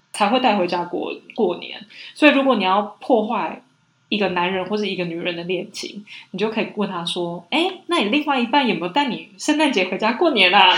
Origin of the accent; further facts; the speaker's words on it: Taiwan; moved away as an adult; now in Paris, France; 我在台湾长大